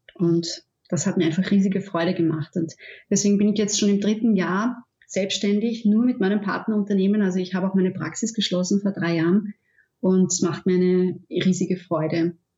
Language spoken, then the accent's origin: German; Austria; ich komme aus Österreich, ich wohne in der Nähe von Wien